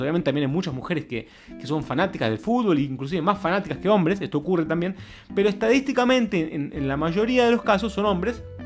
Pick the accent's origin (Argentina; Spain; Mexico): Argentina; moved away as an adult; also born or lived in Brazil; yo me mudé a Brasil en el año 2006, después de vivir muchos años en Argentina, donde nací